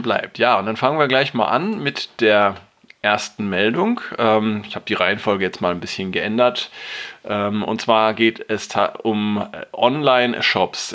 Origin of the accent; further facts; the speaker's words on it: Germany; bei uns in Deutschland